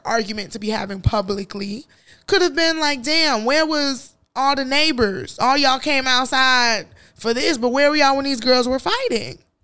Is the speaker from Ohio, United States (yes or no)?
no; Chicago, Illinois, United States; I grew up in Chicago